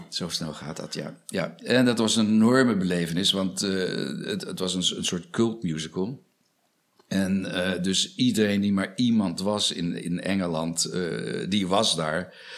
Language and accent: Dutch; Australia; now in Netherlands; Ik heb mijn jeugd doorgebracht in Australië. Ja. Ik ben met mijn moeder geëmigreerd naar Australië.